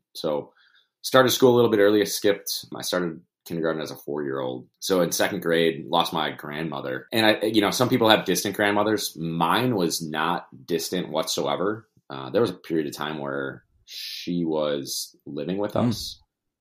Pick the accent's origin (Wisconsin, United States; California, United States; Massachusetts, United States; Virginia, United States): Wisconsin, United States; Milwaukee; also born or lived in Madison; Born and raised in Milwaukee